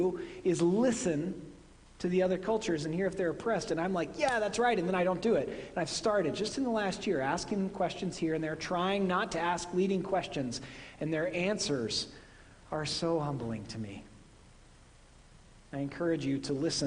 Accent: Midwest, United States; accent: Midwestern; moved away; My Midwestern accent

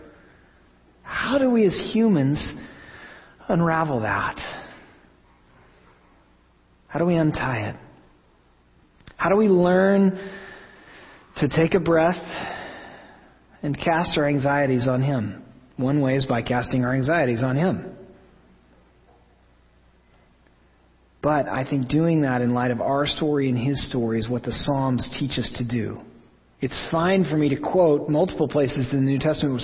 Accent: Oklahoma, United States; moved away as an adult; also born or lived in St. Louis, Missouri; now in Connecticut, United States; I'm from Oklahoma

